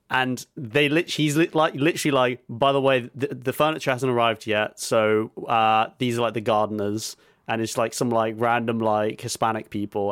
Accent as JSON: {"language": "English", "country": "United Kingdom"}